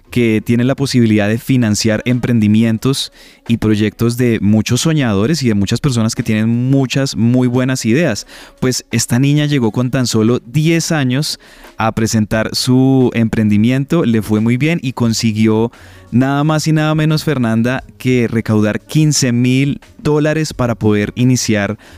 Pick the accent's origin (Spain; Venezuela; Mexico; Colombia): Colombia; una niña que nos hace sentir orgullosos como colombianos